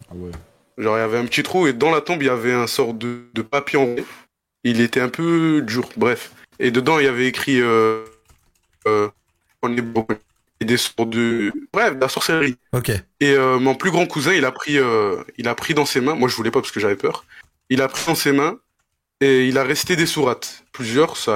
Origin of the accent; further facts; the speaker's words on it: Mostaganem, Mostaganem Province, Algeria; algérien de Mostaganem, plus précisément.